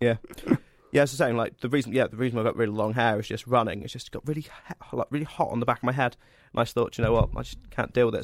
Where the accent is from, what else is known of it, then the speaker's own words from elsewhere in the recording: Cornwall, South West England, United Kingdom; I'm from Cornwall